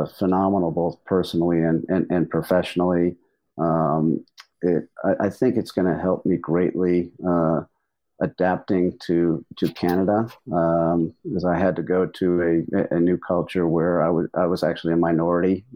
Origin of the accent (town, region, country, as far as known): United States